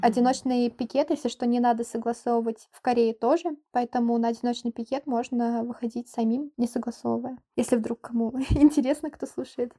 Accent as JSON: {"language": "Russian", "country": "Russia", "moved": "yes", "lives_now": "South Korea", "said": "я русская, я не украинка"}